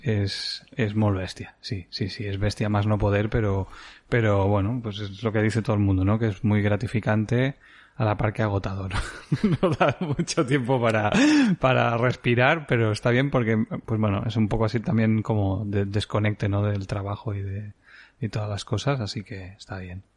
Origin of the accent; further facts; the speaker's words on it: Creixell, Catalonia, Spain; also born or lived in Barcelona / Mollet del Vallès; al nacer vinimos aquí directamente. Yo he vivido 18 años de mi vida en esta casa